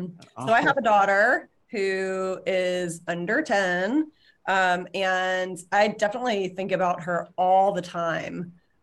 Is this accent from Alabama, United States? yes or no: yes; Alabama, United States; now in Connecticut, United States; so I grew up in Alabama and we were down visiting this summer, and the decision actually went public the day we were getting on the plane to fly back to Connecticut.